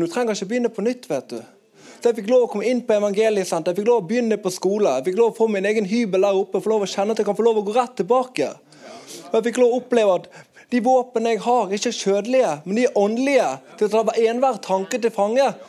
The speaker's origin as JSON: {"language": "Norwegian", "town": "Bergen", "region": "Vestland", "country": "Norway", "said": "jeg kommer fra Arna"}